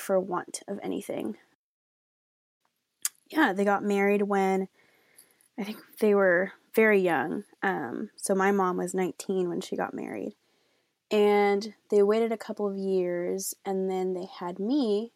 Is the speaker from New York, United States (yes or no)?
no; Austin, Texas, United States; also born or lived in Mexico; And I am from Austin, Texas.